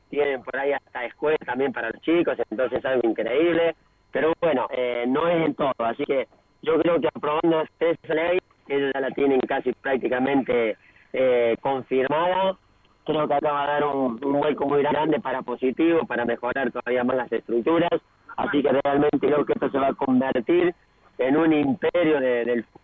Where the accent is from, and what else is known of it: Argentina; moved away as an adult; now in Brazil